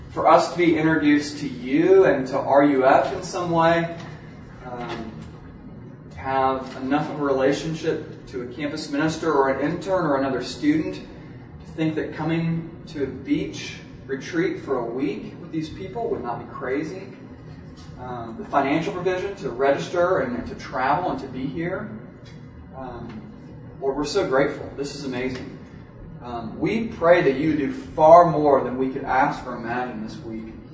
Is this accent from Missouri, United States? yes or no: yes; Kansas City, Missouri, United States; now in Kentucky, United States; I grew up in Kansas City, Missouri